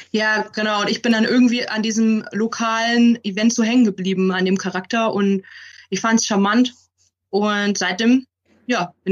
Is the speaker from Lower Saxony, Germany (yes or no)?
no; Bavaria, Germany; dann immer mit der Bahn nach Augsburg, ich komme aus dem Landkreis ähm, und dann in die Rosenau zu pilgern.